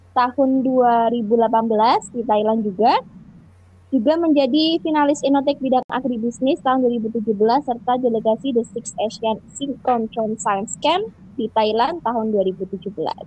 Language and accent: Indonesian; Semarang, Central Java, Indonesia; aku dari Semarang nih, jadi tapi tuh nggak bisa bahasa Jawa